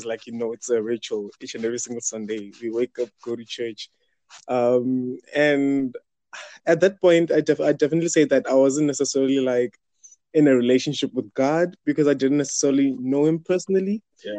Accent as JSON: {"language": "English", "country": "South Africa", "said": "I'm from South Africa"}